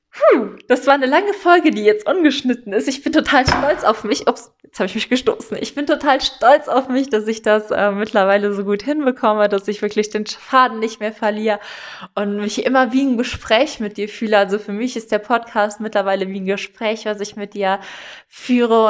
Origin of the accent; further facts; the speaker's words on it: Eifel, Rhineland-Palatinate, Germany; ich komme ja aus der Eifel